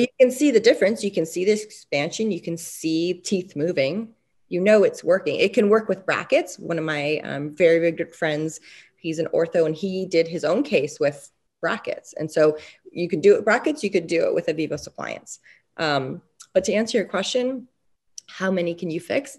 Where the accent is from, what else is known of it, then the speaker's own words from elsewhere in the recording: Canada; also born or lived in Montreal; I was born and raised in Canada.